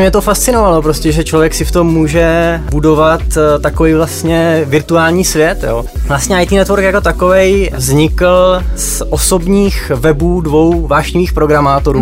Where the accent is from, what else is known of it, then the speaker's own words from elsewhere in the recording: Moravia, near Nové Město na Moravě, Vysočina Region, Czechia; Já se teda konkrétně z Moravy, takže mi říkáme spíš korbica